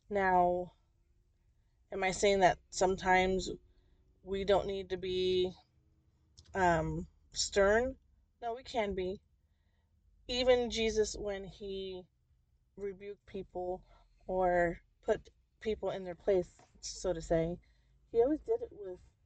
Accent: New Jersey, United States; I grew up in New Jersey

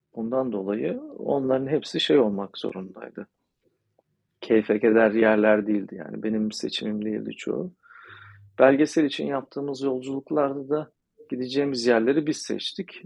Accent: Turkey; Ben de Türk'üm

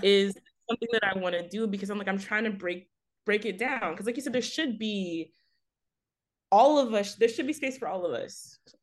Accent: Fort Worth, Texas, United States; now in Baltimore, United States; I'm originally from Fort Worth, Texas.

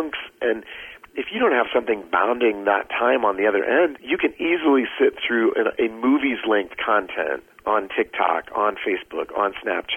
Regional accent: Iowa, United States; I grew up in Iowa

